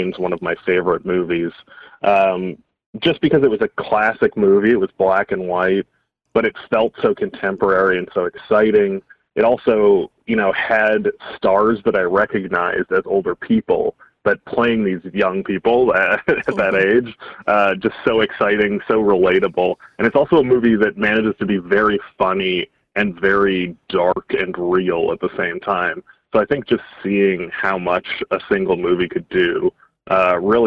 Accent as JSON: {"language": "English", "town": "Edmonton", "region": "Alberta", "country": "Canada", "tie": "born or raised there", "said": "growing up in Edmonton, we had a dollar theater on Friday nights"}